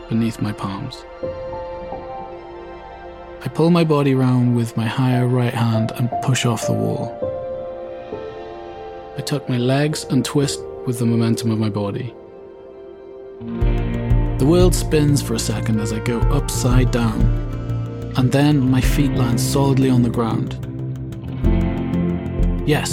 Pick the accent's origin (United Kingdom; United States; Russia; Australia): United Kingdom; Milford Haven, Wales; We're in a public park in my hometown of Milford Haven, Pembrokeshire, Wales